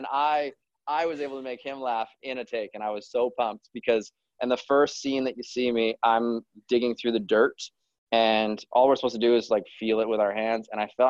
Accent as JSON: {"language": "English", "town": "Kelowna", "region": "British Columbia", "country": "Canada", "tie": "born there", "said": "Well, I was born in Kelowna, which is just outside of there."}